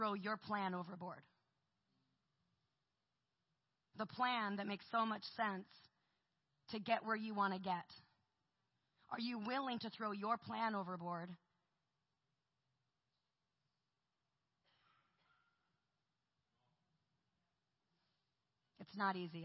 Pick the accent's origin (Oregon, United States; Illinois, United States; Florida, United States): Oregon, United States; Portland; I'm from Portland, Oregon.